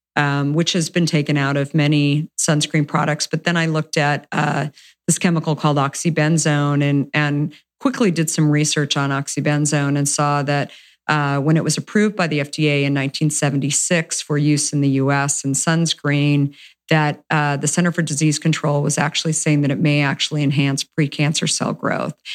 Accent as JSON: {"language": "English", "region": "Arizona", "country": "United States", "tie": "born or raised there", "moved": "yes", "said": "I grew up in Arizona"}